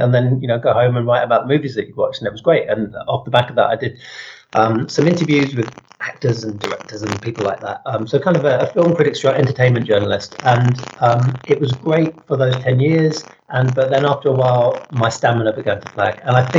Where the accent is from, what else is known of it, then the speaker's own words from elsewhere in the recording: London, United Kingdom; moved away as an adult; now in Shropshire, United Kingdom; I'm a Londoner originally. Born and raised in London, and escaped to the beauties of Shropshire probably about 13, 14 years ago, something like that.